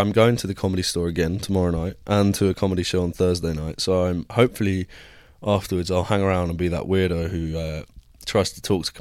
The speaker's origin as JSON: {"language": "English", "country": "United Kingdom", "moved": "as an adult", "lives_now": "United States", "said": "I'm too British"}